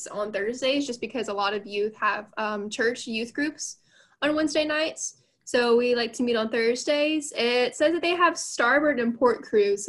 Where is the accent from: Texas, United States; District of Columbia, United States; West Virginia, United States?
Texas, United States; Houston; I'm from Houston